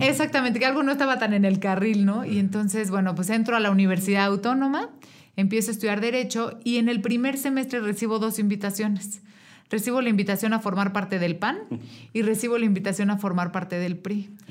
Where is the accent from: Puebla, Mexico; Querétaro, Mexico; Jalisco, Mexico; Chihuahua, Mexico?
Querétaro, Mexico; yo soy una mujer queretana, nací aquí hace 33 años, aquí en el Hospital Margarita